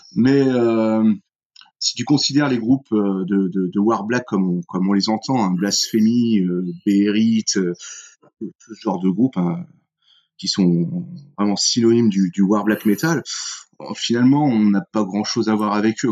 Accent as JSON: {"language": "French", "region": "northern France", "country": "France", "said": "on est un groupe du nord de la France"}